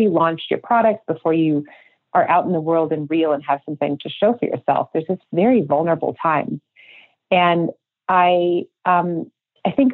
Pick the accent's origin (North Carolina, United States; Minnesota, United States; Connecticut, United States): Minnesota, United States; moved away as an adult; also born or lived in Manhattan, New York; now in Idaho, United States; I grew up in Minnesota